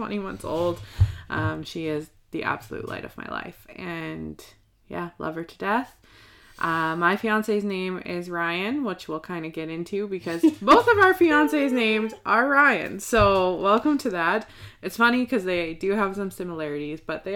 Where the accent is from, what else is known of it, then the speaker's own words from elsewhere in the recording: Nanaimo, British Columbia, Canada; I was born here in Nanaimo on Vancouver Island